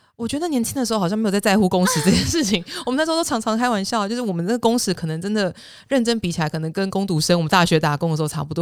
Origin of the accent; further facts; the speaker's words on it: Taiwan; moved away as an adult; also born or lived in Singapore; now in United States; 我是一个土生土长在亚洲长大的人